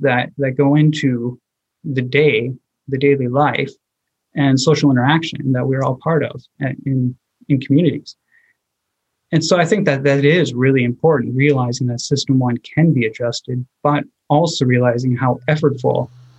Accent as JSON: {"language": "English", "country": "United States", "moved": "yes", "lives_now": "Japan", "said": "as an American, I would go to my right."}